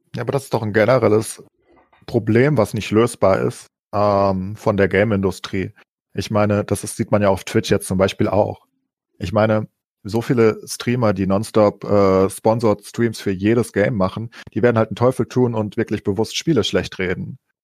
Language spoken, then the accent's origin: German; Germany; als äh, Deutsche